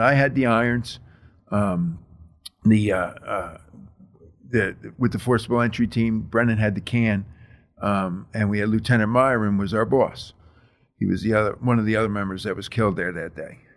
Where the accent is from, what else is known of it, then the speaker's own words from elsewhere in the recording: New Jersey, United States; also born or lived in Texas; I grew up in Jersey.